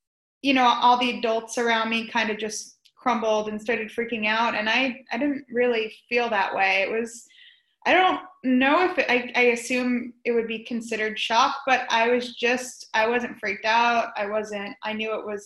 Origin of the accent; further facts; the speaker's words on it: Florida, United States; also born or lived in New York; We moved down to Florida from New York